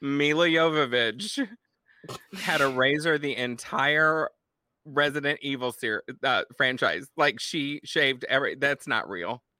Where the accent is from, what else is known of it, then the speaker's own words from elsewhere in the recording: Texas, United States; my home state of Texas